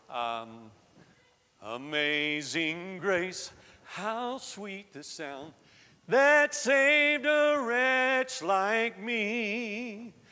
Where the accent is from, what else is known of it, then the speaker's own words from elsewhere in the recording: the South, United States; I was raised in the South and, you know, I, I spoke like Southerners spoke, speak, and uh, I've lost most of that accent now.